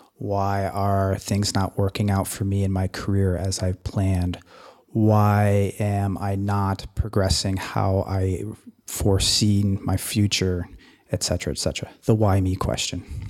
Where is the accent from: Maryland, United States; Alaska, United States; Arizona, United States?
Alaska, United States; Anchorage; I hail from Anchorage, Alaska